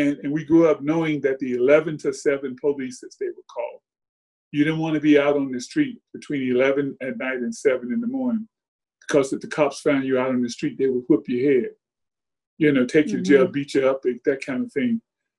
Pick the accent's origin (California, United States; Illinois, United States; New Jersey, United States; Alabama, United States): Alabama, United States; Birmingham; moved away; I grew up in Birmingham during that time